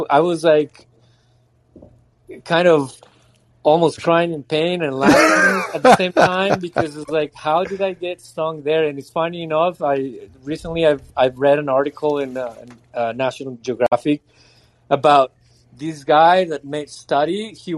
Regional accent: Mexico; now in Montreal, Canada; I grew up in Mexico

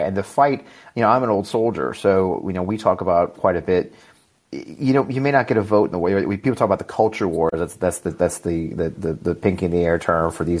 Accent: Missouri, United States; I'm from Missouri

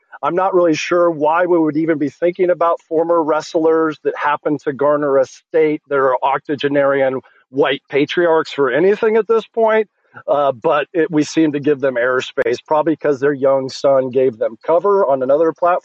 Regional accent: Massachusetts, United States; moved away; I was born in Massachusetts. So thank you for the work you're doing in my home state. I'm not in Massachusetts anymore

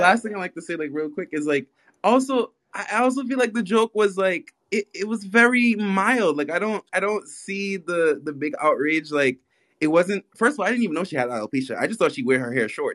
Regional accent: New York City, New York, United States; accent: very mixed Caribbean; also born or lived in Guyana / Barbados; Guyana, Barbados, and I was raised in Brooklyn

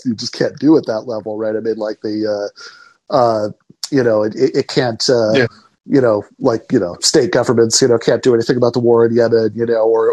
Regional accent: East Lansing, Michigan, United States; I grew up in East Lansing, Michigan

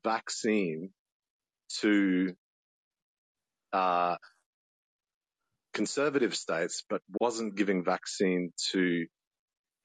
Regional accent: Australia; I'm Australian

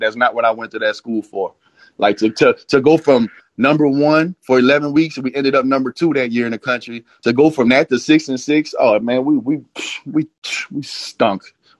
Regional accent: New Orleans, Louisiana, United States; moved away; we won the Sugar Bowl versus Texas A&M in New Orleans back in my hometown.

